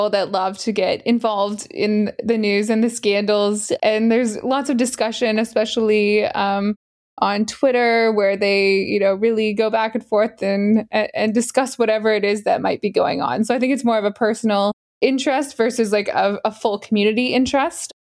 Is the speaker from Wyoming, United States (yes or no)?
no; Maryland, United States; I'm from Maryland